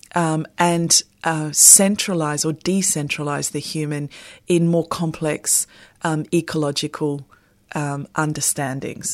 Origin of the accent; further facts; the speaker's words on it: Sydney, New South Wales, Australia; moved away; I'm originally from Sydney, and we have a very specific uh, cabbage palm in the neighbourhood that my family live